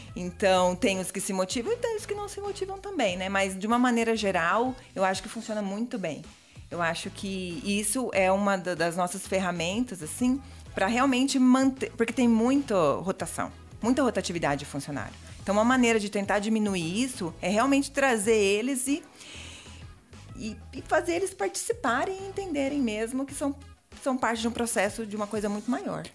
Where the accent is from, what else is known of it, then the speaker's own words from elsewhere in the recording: Mato Grosso do Sul, Brazil; moved away as an adult; now in Chapecó, Brazil; E eu vim do Mato Grosso do Sul, sou pantaneira.